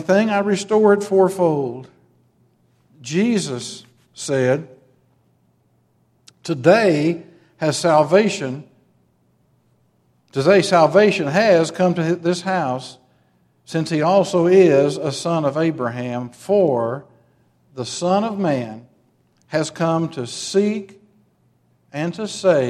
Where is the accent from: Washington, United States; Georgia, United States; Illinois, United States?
Illinois, United States; Metropolis; When I grew up in Metropolis, Illinois